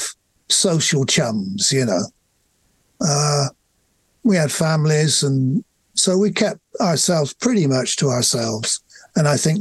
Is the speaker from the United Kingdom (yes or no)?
yes; England, United Kingdom; we're English.